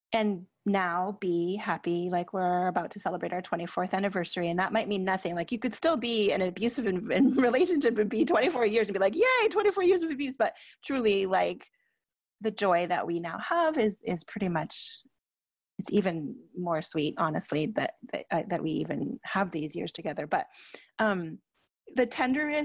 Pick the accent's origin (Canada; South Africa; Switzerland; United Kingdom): Canada; I'm Canadian